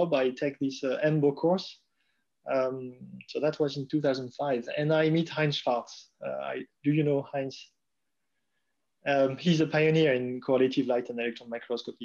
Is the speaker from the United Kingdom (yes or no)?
no; Strasbourg, Grand Est, France; moved away as an adult; also born or lived in Calgary, Canada; now in Heidelberg, Germany; I was born in Strasbourg and did all my studies in Strasbourg in France.